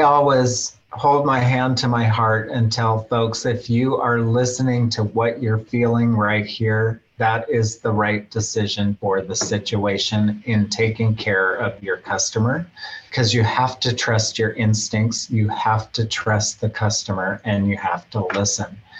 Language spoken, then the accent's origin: English; Fairbanks, Alaska, United States; I grew up in Fairbanks from a young child